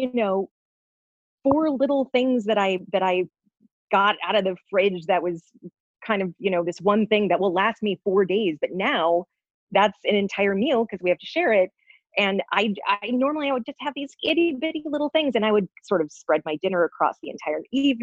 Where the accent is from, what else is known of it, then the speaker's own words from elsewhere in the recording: Minnesota, United States; now in Los Angeles, United States; I grew up in Minnesota